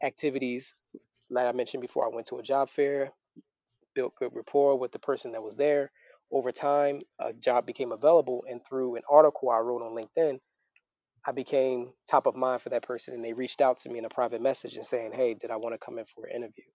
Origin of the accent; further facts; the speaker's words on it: Philadelphia, Pennsylvania, United States; moved away as an adult; now in Florida, United States; I'm originally from Philadelphia, both of us.